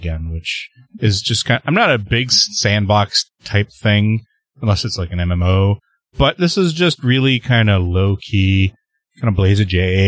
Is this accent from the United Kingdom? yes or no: no; Canada; I'm the Canadian